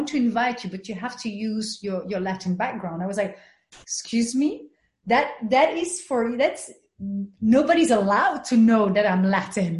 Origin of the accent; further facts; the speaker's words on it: Belgium; I was raised in Belgium in a white neighborhood